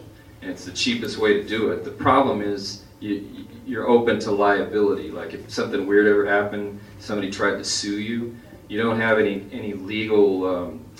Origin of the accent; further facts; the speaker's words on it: Kansas, United States; moved away as an adult; now in Los Angeles, United States; I came out here from the Midwest. I grew up in Kansas